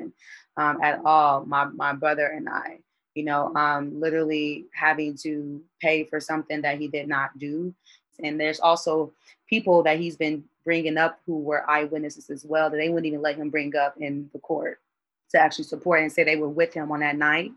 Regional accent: Indianapolis, Indiana, United States; I'm from Indianapolis, Indiana

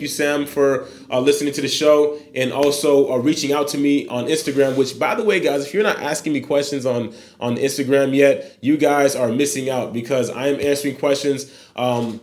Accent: Haiti; moved away; born in Haiti, 27 years old as of December 1st

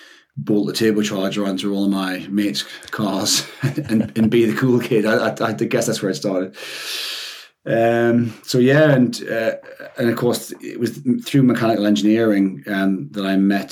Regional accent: Shiremoor, North East England, United Kingdom; moved away as an adult; I'm from a town called Shiremore, which is, for those who know the metro, it's a stop on the metro. But other than that, it's just a little town, not far from Newcastle. I grew up there for, you know, my whole life, basically, up to the age of 18

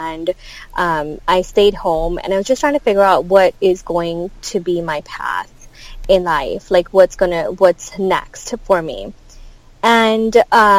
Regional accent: India; moved away as an adult; now in United States; I grew up in India

